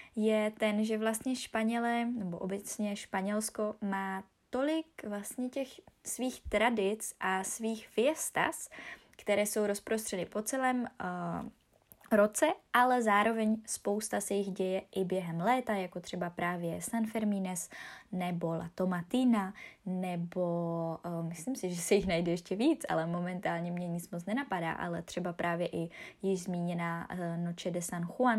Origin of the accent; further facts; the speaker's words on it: Ostrava, Moravian-Silesian Region, Czechia; u nás v Ostravě